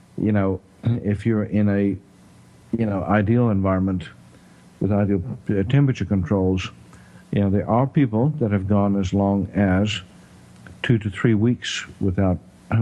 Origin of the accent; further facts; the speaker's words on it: South Africa; accent: South African; also born or lived in Texas; now in Tyler, United States; my South African accent